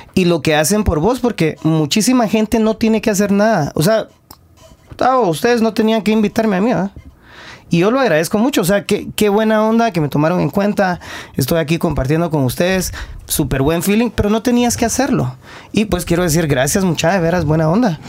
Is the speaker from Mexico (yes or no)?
no; Guatemala; somos hipersensibles los guatemaltecos